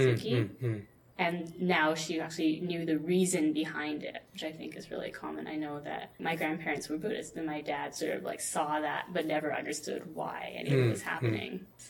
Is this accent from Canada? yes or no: yes; Canada; They were never mean to me when they knew I was from Canada.